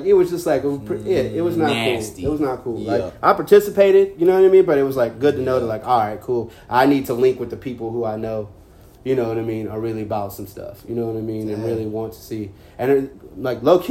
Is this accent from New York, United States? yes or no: no; Carrboro, North Carolina, United States; growing up in Carrboro, I grew up in a bubble